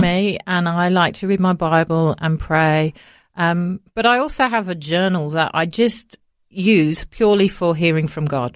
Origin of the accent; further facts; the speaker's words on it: Coventry, West Midlands, United Kingdom; moved away as an adult; now in Australia; I was born in the centre of England, in the Midlands, a place called Coventry, and that's where I was raised until we moved to Australia